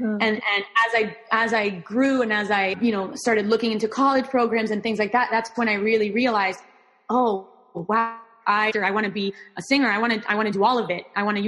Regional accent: Miami, Florida, United States; first language Spanish; English is a second language; I am Cuban American. So I grew up in Miami, Florida, and that my upbringing here was very much influenced by Cuban culture, by Latin American culture.

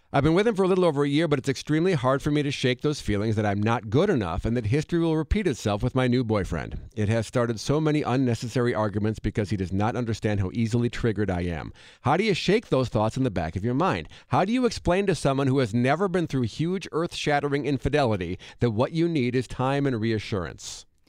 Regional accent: Monona, Wisconsin, United States; moved away; I went back to my hometown in Monona, Wisconsin

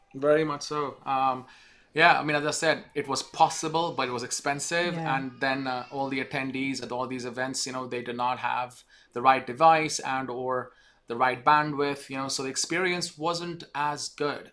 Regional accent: India; moved away as an adult; now in United States; I'm from India actually. I spent 20 years of my life there in the beginning.

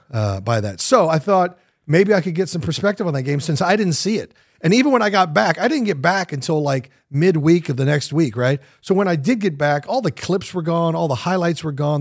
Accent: Kansas City, Missouri, United States; moved away; I grew up in Kansas City

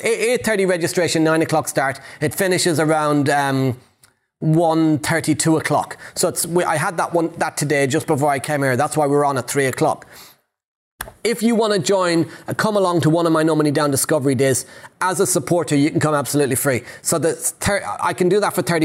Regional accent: Ireland; I'm Irish

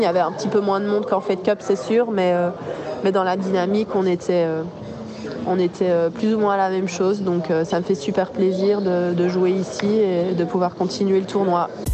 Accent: Belgium; en tant que Belge

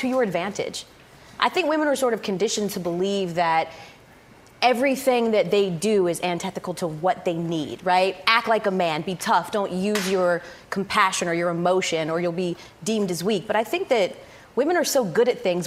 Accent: Powder Springs, Georgia, United States; moved away as an adult; also born or lived in Atlanta, Georgia; I'm from the town next to it, called Powder Springs, Georgia

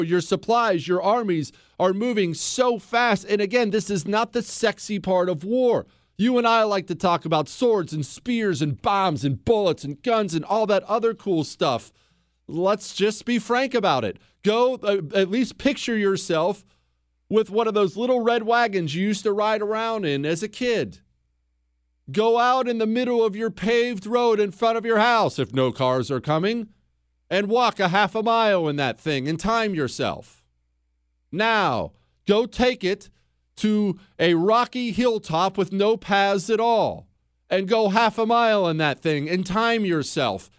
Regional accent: United States; as an American

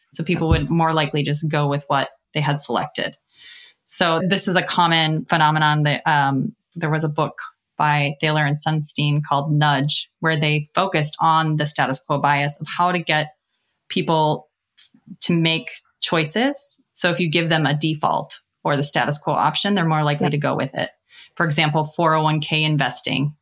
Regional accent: Minnesota, United States; I began in my home state of Minnesota at a bank

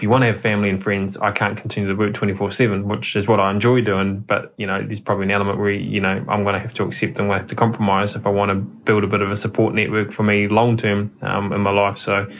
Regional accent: New Zealand; It's you, as a Kiwi driver, you just cannot be in a WRC.

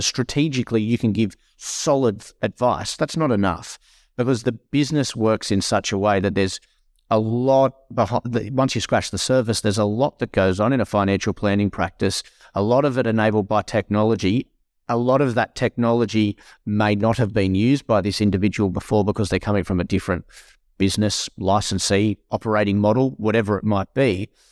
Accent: Tenterfield, New South Wales, Australia; moved away; I'm a country boy born and bred. I, I grew up in my younger, younger years in Tennerfield

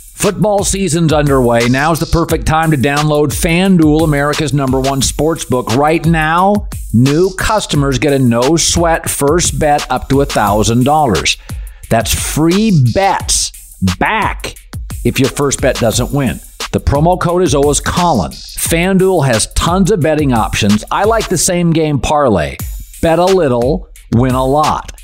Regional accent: Pacific Northwest, United States; I'm from the Pacific Northwest

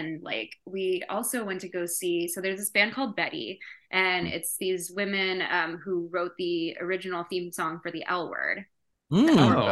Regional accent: Chicago, Illinois, United States; I'm from Chicago

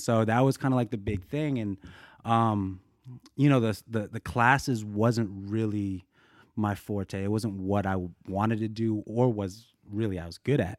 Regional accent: Boulder, Colorado, United States; also born or lived in Korea; now in Los Angeles, United States; I grew up in Boulder, Colorado, three oh three

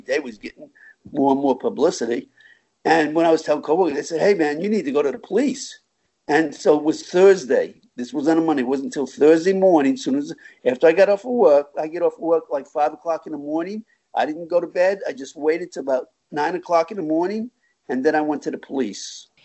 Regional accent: Long Island, New York, United States; now in Florida, United States; originally I'm from New York, Long Island, and uh, in 1972 I moved to Florida following my parents down here.

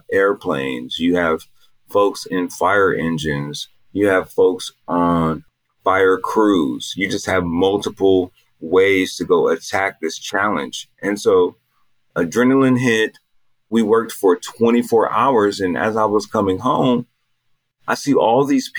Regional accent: Altadena, California, United States; I'm from Los Angeles. I'm from Altadena, California

